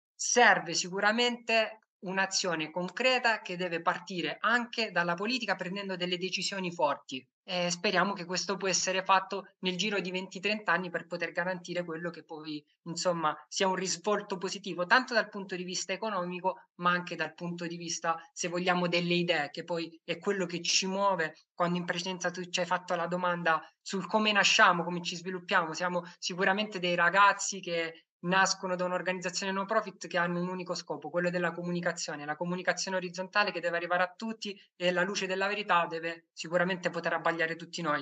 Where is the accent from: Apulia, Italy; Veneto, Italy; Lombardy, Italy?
Apulia, Italy; Lecce; Io vengo, io vengo da Lecce